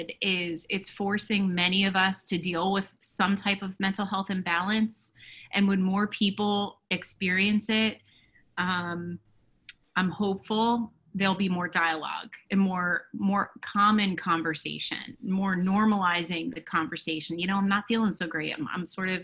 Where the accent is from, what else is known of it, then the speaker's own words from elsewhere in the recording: New Jersey, United States; I live in New Jersey. I am a resident of my hometown